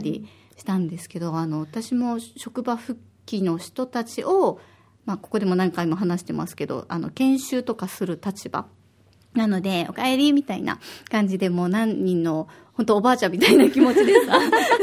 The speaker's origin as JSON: {"language": "Japanese", "region": "Osaka", "country": "Japan", "tie": "born or raised there", "moved": "yes", "lives_now": "Okinawa, Japan", "said": "私は大阪出身で"}